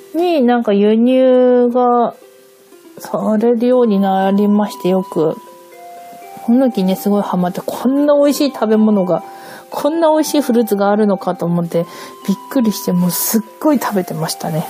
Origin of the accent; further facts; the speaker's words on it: Hokkaido, Japan; first language Japanese; now in Tokyo, Japan; 北海道で桜、春になったから桜エビを食べたっていう記憶はもう、まあ一切なくて、むしろこっち側に上京して